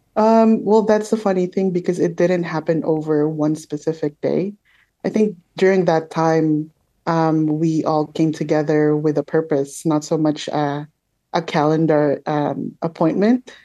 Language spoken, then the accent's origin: English; Manila, Metro Manila, Philippines; now in Toronto, Canada; I grew up in the Philippines in Manila